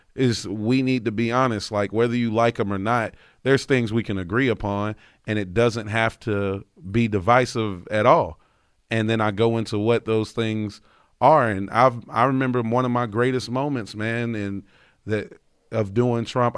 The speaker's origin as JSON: {"language": "English", "region": "North Carolina", "country": "United States", "tie": "born or raised there", "said": "growing up in North Carolina, most of everybody I know is Republican"}